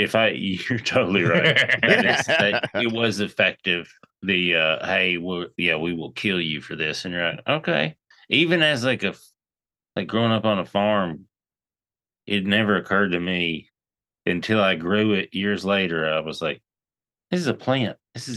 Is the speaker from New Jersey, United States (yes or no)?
no; Crossville, Tennessee, United States; You drove through my hometown.